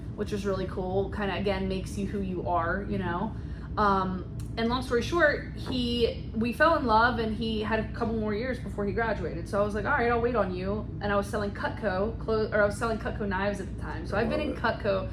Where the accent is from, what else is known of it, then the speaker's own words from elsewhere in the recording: West Virginia, United States; moved away as an adult; now in San Diego, United States; Born and raised in West Virginia